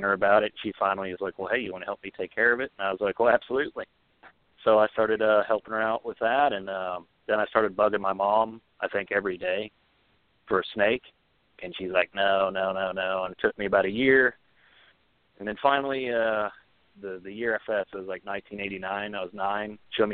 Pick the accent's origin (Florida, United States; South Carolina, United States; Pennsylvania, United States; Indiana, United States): Florida, United States; I'm from Florida originally